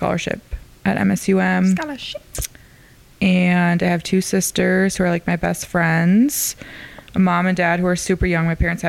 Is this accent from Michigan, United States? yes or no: no; Fargo, North Dakota, United States; I'm from North Dakota.